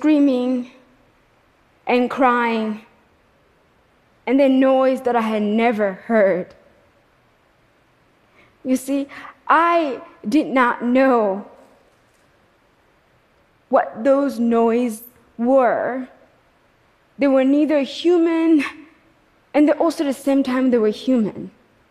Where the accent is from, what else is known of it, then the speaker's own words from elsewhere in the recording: Kigali, Rwanda; moved away; I was born in Kigali, Rwanda